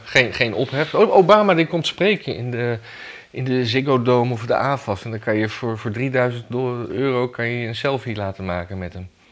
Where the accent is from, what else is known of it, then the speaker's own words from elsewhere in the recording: Amsterdam, North Holland, Netherlands; ik als Jordanees